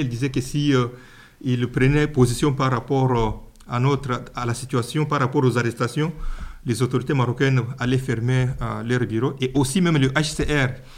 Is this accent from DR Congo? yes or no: yes; DR Congo; moved away; je viens plus précisément de la République démocratique du Congo